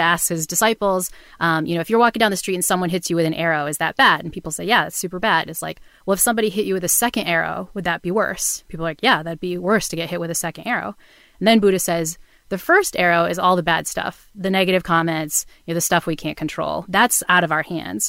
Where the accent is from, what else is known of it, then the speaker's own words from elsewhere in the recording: New Bedford, Massachusetts, United States; I grew up in New Bedford, Massachusetts, which is the town in Moby Dick